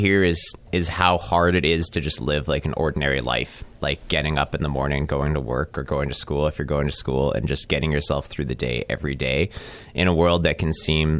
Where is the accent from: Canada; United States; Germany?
Canada; we're Canadian, right?